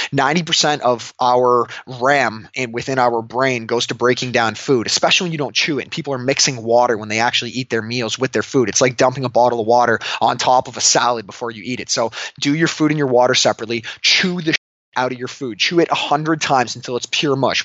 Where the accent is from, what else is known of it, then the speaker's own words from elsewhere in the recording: Canada; moved away; I'm from Canada, and I love it there